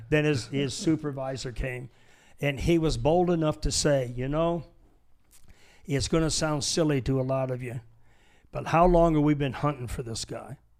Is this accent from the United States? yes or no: yes; Michigan, United States; moved away as an adult; also born or lived in San Diego; I was born in Michigan, born poor, raised poor